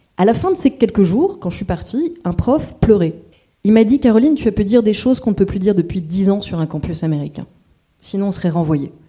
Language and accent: French; France; je suis française